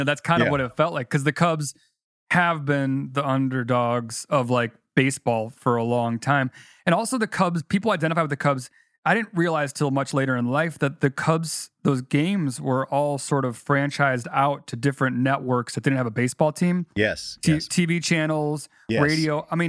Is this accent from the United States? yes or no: yes; Chicago, Illinois, United States; growing up in Chicago